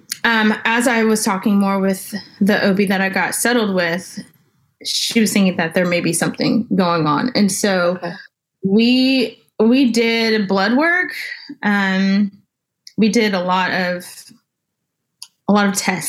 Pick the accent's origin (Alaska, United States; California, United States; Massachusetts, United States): California, United States; now in Texas, United States; I'm originally from California.